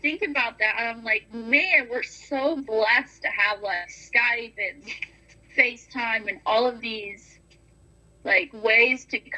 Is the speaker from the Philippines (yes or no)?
yes; Philippines; I was like, wow, that's different than, you know, growing up in the Philippines.